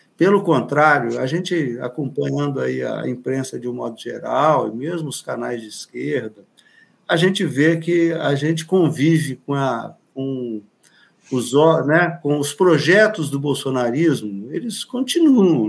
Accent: Angra dos Reis, Rio de Janeiro, Brazil; Aqui na nossa região, que eu sou de Angra dos Reis, a gente aqui na Baía da Ilha Grande

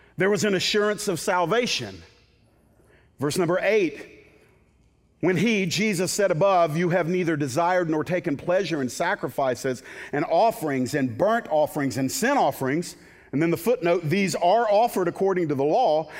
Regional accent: the Bible Belt, United States; I was raised in the Bible Belt

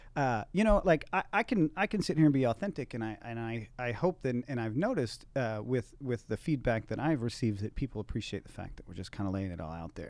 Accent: Texas, United States; I'm from Texas

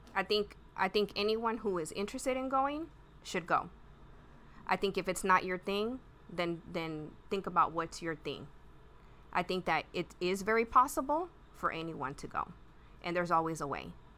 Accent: Pasadena, Texas, United States; I grew up on Jenkins Road and anyone who's who's from around there, you know, it's just like one little street, and it's just like a barrio

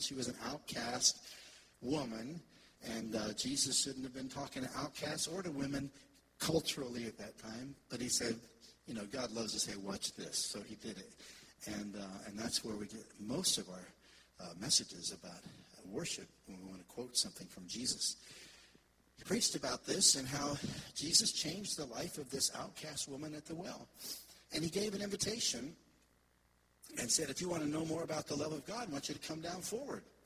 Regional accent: Jacksonville, Florida, United States; moved away as an adult; now in Israel; I was raised in Jacksonville

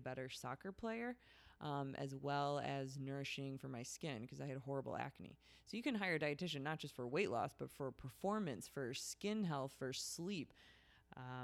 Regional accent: Chicago, Illinois, United States; I'm from Chicago

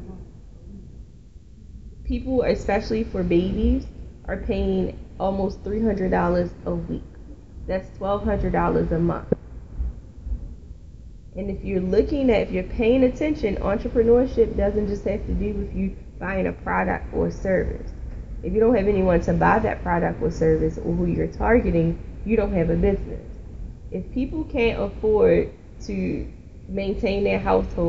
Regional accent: Baltimore, Maryland, United States; When I grew up in West Baltimore

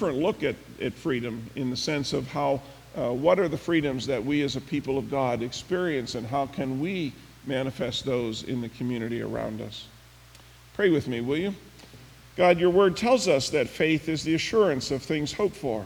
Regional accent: Pennsylvania, United States; now in Michigan, United States; Pennsylvania, where I grew up

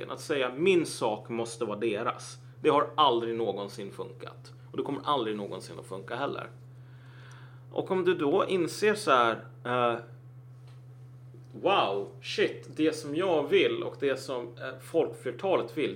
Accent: Cameroon; bara, jag kommer från Kamerun. Det är fan inte samma grej

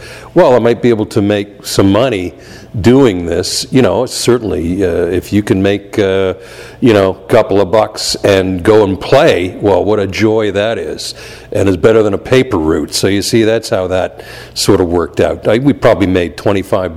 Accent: Toronto, Ontario, Canada; I'm from Toronto and came up through the blues R&B circuit there as a musician

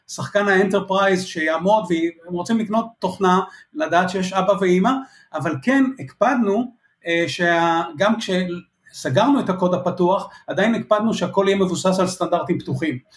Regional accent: Israel

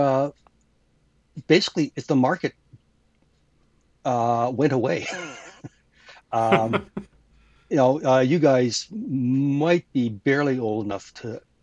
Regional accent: Canada; being a Canadian

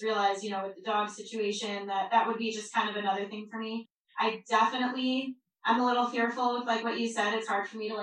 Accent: Long Island, New York, United States; I grew up on Long Island in a very loud Jewish family.

